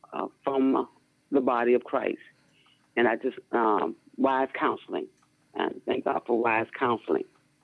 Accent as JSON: {"language": "English", "region": "Florida", "country": "United States", "said": "I'm from Florida, Washington Beach."}